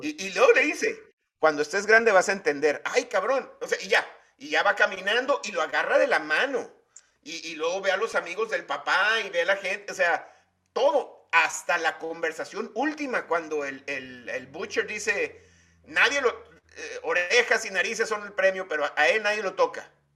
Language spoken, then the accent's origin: Spanish; Mexico; como mexicano